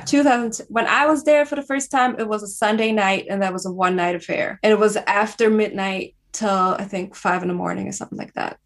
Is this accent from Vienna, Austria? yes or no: yes; Vienna, Austria; I am uh, born and raised and still based in Vienna, Austria